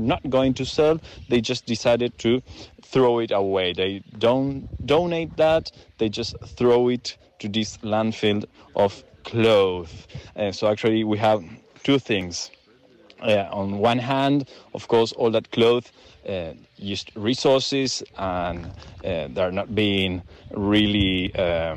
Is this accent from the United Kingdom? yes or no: no; Argentina; I'm Argentinian journalist